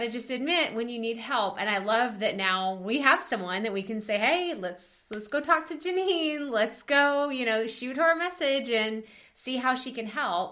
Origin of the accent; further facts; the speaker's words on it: Texas, United States; accent: strong Texas twang; my strong Texas twang